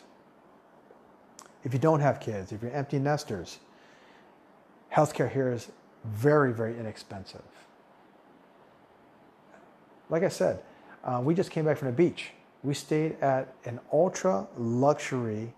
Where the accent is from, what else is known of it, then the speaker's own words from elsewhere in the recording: United States; moved away as an adult; now in Thailand; I'm American.